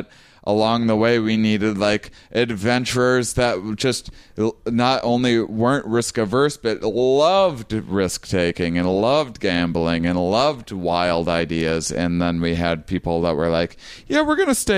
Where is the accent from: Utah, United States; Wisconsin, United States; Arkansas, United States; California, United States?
Wisconsin, United States; now in Portland, United States; I'm from Wisconsin